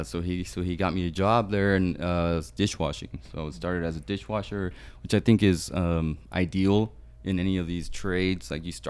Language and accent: English; Palm Springs, California, United States; also born or lived in Guadalajara, Mexico; Well, I'm from Guadalajara, born in Guadalajara, but I landed here in Palm Springs when I was 5 years old, and I've been in the Valley ever since.